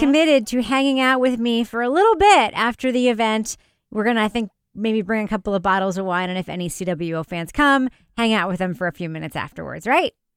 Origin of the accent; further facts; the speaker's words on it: Freeport, New York, United States; my hometown of Freeport, Long Island.